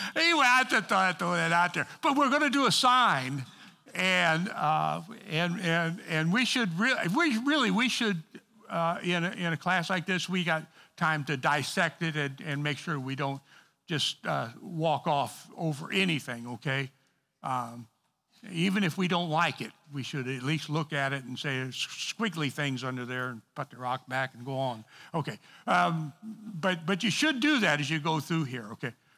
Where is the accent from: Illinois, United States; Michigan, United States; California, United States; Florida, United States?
Illinois, United States; East St. Louis; I'm from East Saint Louis